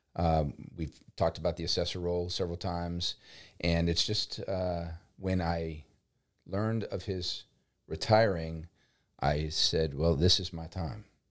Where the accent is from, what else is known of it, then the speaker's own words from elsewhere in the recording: New Orleans, Louisiana, United States; moved away as an adult; now in Lafayette, United States; I'm originally from New Orleans